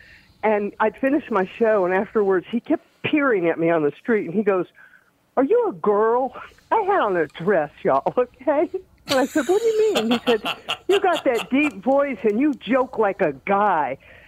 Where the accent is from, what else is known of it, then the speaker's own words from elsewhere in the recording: Marietta, Georgia, United States; also born or lived in Montgomery, Alabama; In Georgia, pretty much, mostly in Georgia. I never left the South until I moved to New York, actually, when I was that age.